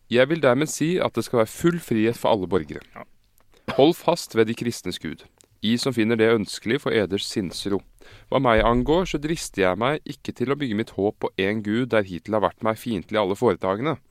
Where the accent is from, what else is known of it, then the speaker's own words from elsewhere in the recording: Oslo, Norway; er jo fra Uranienborg.